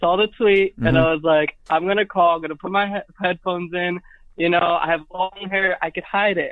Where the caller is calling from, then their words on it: New York City, New York, United States; I'm calling from New York.